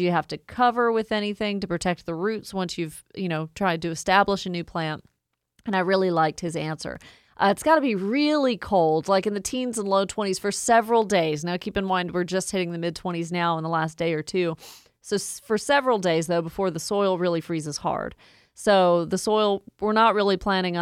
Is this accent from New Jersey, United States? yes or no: no; Woodstock, Georgia, United States; my hometown in Woodstock, up to Cherokee County